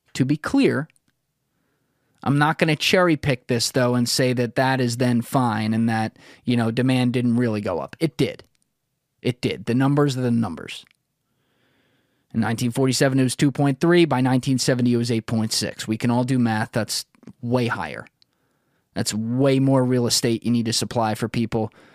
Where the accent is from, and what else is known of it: United States